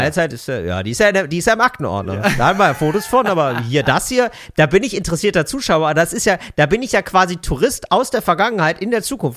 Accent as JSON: {"language": "German", "region": "West Germany", "country": "Germany", "said": "als Wessi"}